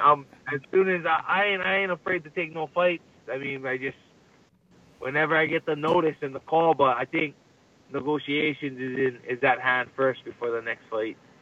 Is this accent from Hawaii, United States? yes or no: yes; Hawaii, United States; I represent Hawaiian culture. You know, I love I love being Hawaiian